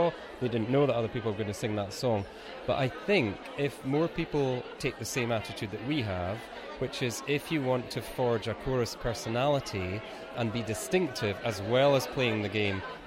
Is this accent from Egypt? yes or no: no; Scotland, United Kingdom; we're from Scotland